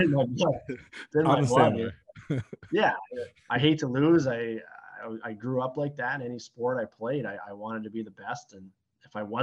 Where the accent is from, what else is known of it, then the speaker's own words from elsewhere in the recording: Sarnia, Ontario, Canada; moved away as an adult; also born or lived in Petrolia, Ontario; now in Windsor, Canada; I grew up in Sarnia, Ontario.